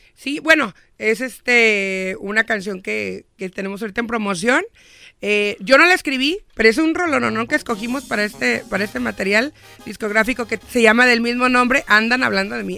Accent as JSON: {"language": "Spanish", "region": "Michoacán", "country": "Mexico", "tie": "born or raised there", "moved": "as an adult", "lives_now": "United States", "said": "Yo nací en Michoacán, vine aquí a los 20 años"}